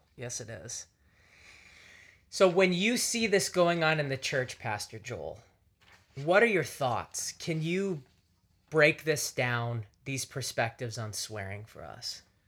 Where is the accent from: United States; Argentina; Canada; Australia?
Canada; moved away; I grew up in Canada